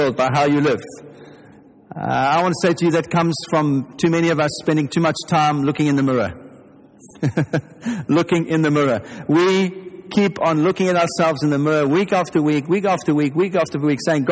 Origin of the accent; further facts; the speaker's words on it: South Africa; you can tell from my accent if you're English that I'm not English. I'm from South Africa